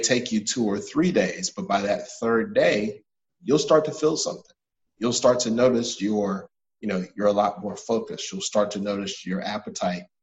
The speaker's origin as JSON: {"language": "English", "town": "Atlanta", "region": "Georgia", "country": "United States", "tie": "born or raised there", "also_born_or_lived": "Washington, D.C.", "said": "I'm from Atlanta. I went to one of the better prep schools in Atlanta"}